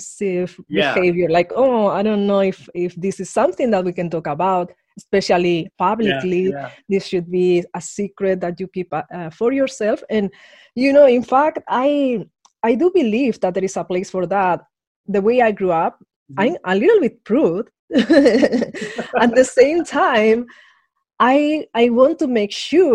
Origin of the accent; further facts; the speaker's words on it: Madrid, Community of Madrid, Spain; moved away; I grew up in Madrid under an ultra-conservative regime